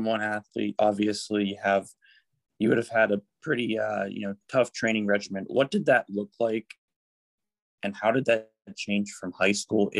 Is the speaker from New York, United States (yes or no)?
no; Mechanicsburg, Pennsylvania, United States; We're here from Mechanicsburg, both me and you.